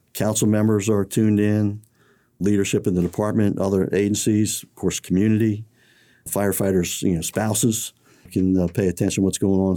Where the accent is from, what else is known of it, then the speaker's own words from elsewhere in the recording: College Park, Maryland, United States; I grew up in College Park